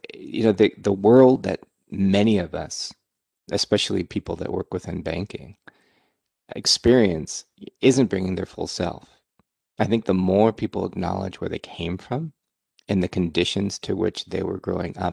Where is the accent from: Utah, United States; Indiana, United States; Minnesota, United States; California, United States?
California, United States; Silicon Valley; also born or lived in Burlingame, California; I grew up in Silicon Valley